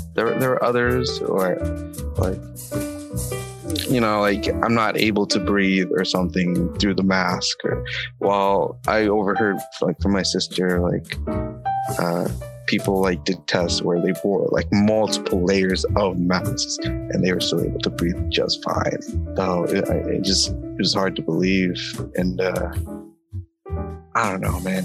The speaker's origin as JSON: {"language": "English", "country": "United States", "tie": "born or raised there", "also_born_or_lived": "Jakarta, Indonesia", "said": "US raised"}